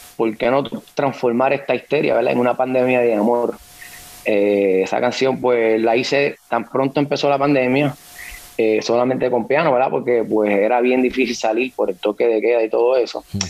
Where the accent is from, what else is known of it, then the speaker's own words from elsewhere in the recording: Naranjito, Puerto Rico; soy de Naranjito, Puerto Rico, centro de la isla